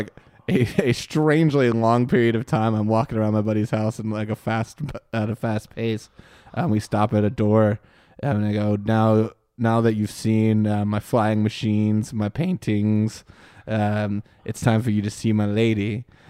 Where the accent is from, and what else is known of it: Moon Township, Pennsylvania, United States; born or raised there